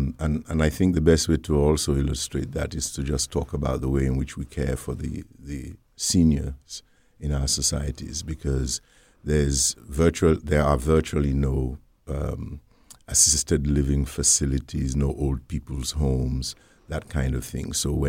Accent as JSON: {"language": "English", "town": "Freetown", "region": "Western Area", "country": "Sierra Leone", "tie": "born or raised there", "also_born_or_lived": "United Kingdom", "lives_now": "United States", "said": "I was born in Sierra Leone, West Africa, in the city of Freetown, many, many years ago. And I went to my elementary and primary school in Sierra Leone."}